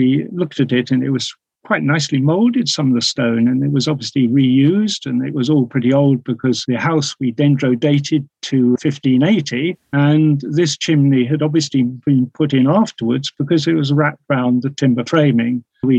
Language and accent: English; Brighton, South East England, United Kingdom; moved away as an adult; also born or lived in London; now in Headbourne Worthy, United Kingdom; I was born in Brighton